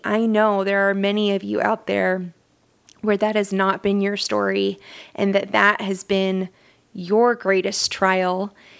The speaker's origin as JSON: {"language": "English", "region": "Southern Utah", "country": "United States", "tie": "born or raised there", "said": "I am from Southern Utah. I wasn't born in Southern Utah, but that's all I've ever known"}